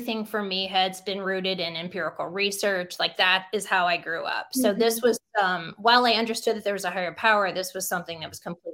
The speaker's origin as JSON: {"language": "English", "town": "Defiance", "region": "Ohio", "country": "United States", "tie": "born or raised there", "said": "I grew up in Defiance, Ohio with very grounded family."}